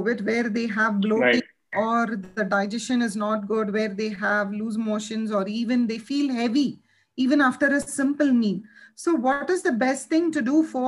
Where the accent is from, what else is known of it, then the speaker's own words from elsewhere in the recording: India; we are all from Indian culture.